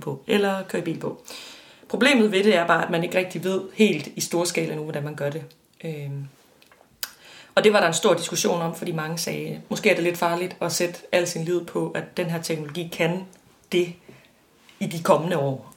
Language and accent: Danish; West Jutland, Central Denmark Region, Denmark; jeg er vokset op i Vestjylland